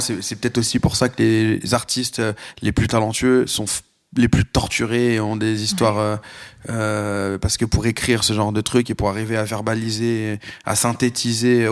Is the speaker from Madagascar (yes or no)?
no; Lyon, Auvergne-Rhône-Alpes, France; j'ai grandi à Lyon